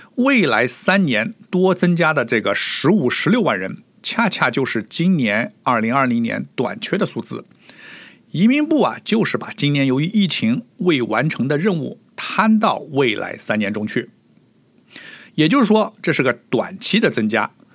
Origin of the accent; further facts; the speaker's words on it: China; now in Toronto, Canada; 我们中国人